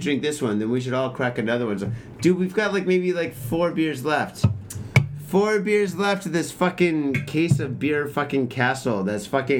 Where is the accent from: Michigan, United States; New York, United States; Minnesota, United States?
Michigan, United States; Detroit; now in Japan; Yo, I'm from Detroit, man.